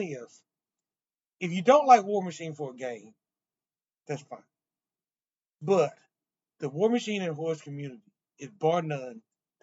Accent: St. Louis, Missouri, United States; moved away; St. Louis is my hometown

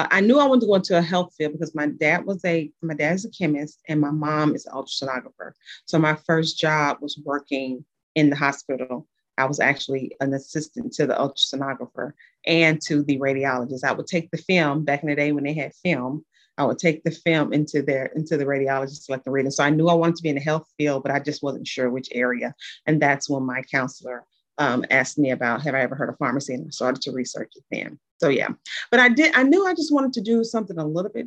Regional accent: Tennessee, United States; moved away as an adult; also born or lived in New Orleans, Louisiana; now in Midwest, United States; I am originally from Tennessee, so I'm a Southern girl, but I live in the Midwest.

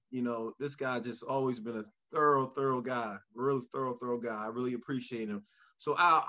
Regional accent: Philadelphia, Pennsylvania, United States; born or raised there

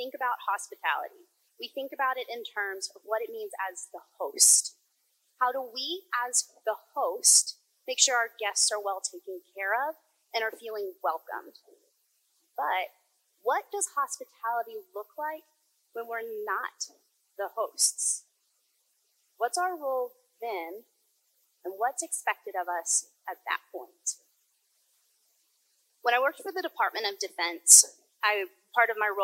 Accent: the South, United States; growing up in the South

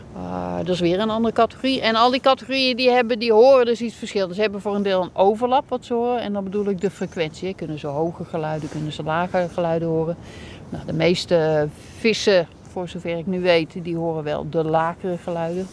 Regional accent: North Brabant, Netherlands; moved away as an adult; also born or lived in Wadden Islands; Ik ben eh, geboren en getogen in Brabant

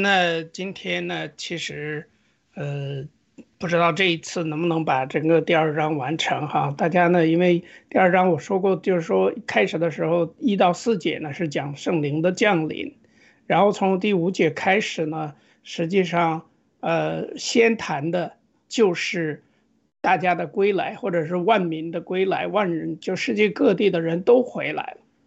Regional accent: China; 作为中国人，就是中国的这个基督教的这种信仰的复兴

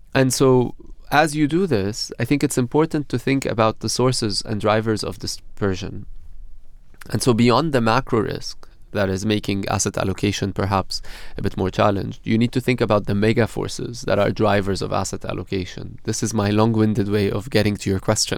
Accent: Beirut, Beirut Governorate, Lebanon; moved away as an adult; now in London, United Kingdom; I'm originally from Beirut in Lebanon. Okay. Um, it's where I grew up

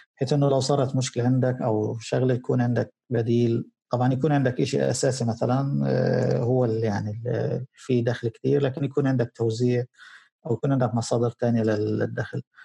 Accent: Gaza, Gaza Strip, Palestine; عندنا في غزه

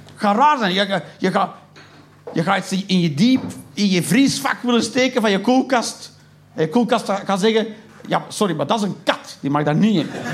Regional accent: Flanders, Belgium

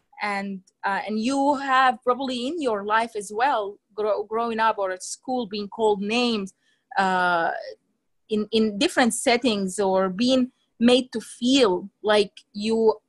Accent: Sudan; moved away; I'm from Sudan

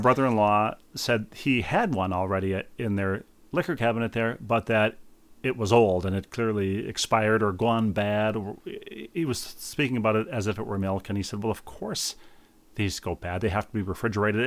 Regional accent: Bloomington, Minnesota, United States; moved away; my hometown of Bloomington

